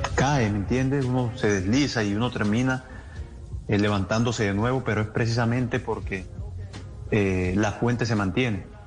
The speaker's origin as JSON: {"language": "Spanish", "country": "Colombia", "said": "somos un país creyente"}